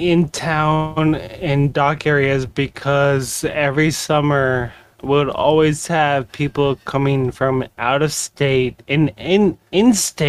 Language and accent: English; Dillingham, Alaska, United States; now in Anchorage, United States; I'm from Dillingham, Alaska, all right? I live there right now.